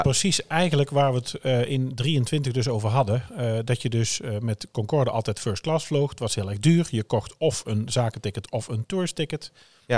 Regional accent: Oosterhout, North Brabant, Netherlands; bij ons in Oosterhout

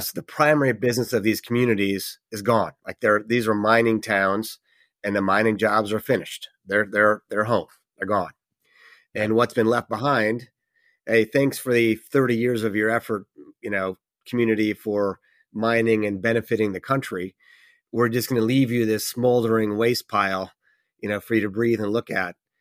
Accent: New York, United States; my home state of New York

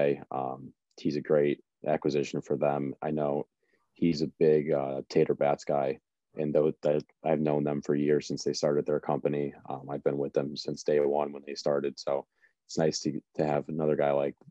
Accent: Watertown, Connecticut, United States; I am back in Connecticut. I'm in my hometown in Watertown

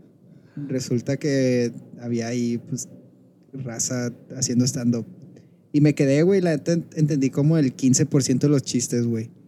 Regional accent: Culiacán, Sinaloa, Mexico; estoy en Culiacán, güey, estoy en Culiacán, mi ciudad natal

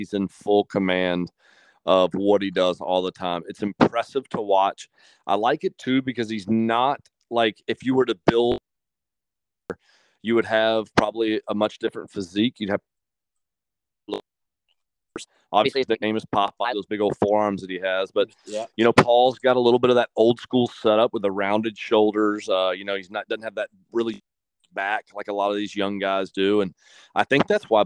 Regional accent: Ponte Vedra Beach, Florida, United States; I grew up in Ponte Vedra

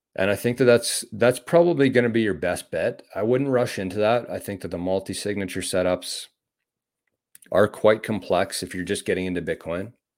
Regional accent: Canada; as a Canadian

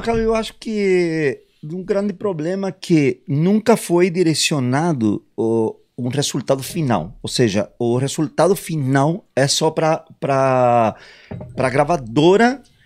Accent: Mexico; moved away as an adult; also born or lived in England; eu sou mexicano, me né? mudei muito jovem para Inglaterra, com 18 anos

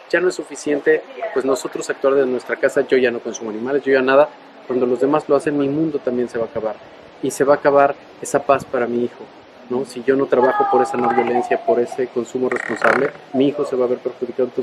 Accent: Mexico; Y es un orgullo como mexicanos estarle dando un ejemplo al mundo de cómo se defienden las causas.

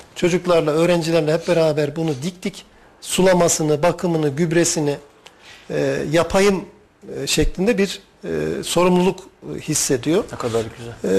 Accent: Talas, Kayseri Province, Turkey; biz çocukken çay bağlarında bağımız var. Talaslıyım bu arada ben.

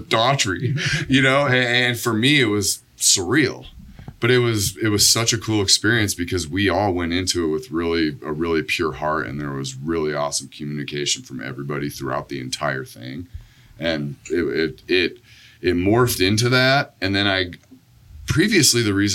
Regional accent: Omaha, Nebraska, United States; now in Wichita, United States; I grew up in West Omaha

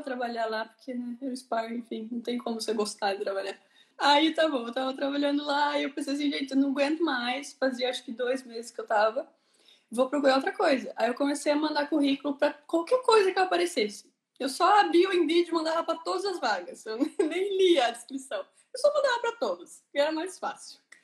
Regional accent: Curitiba, Paraná, Brazil; moved away as an adult; now in Ireland; eu sou de Curitiba, Paraná

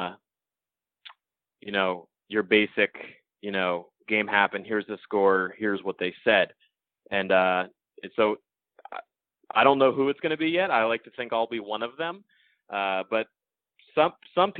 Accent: Connecticut, United States; when I was a kid growing up in Connecticut

